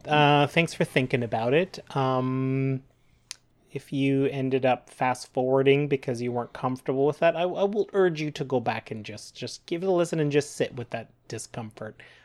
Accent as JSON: {"language": "English", "country": "Canada", "said": "We're proud Canadian podcasters"}